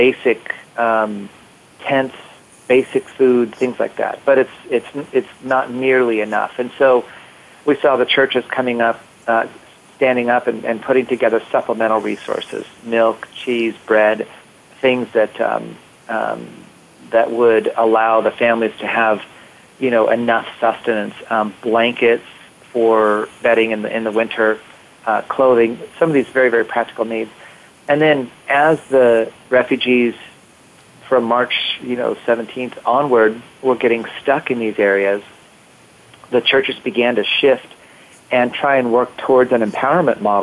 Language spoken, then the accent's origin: English; United States; being an American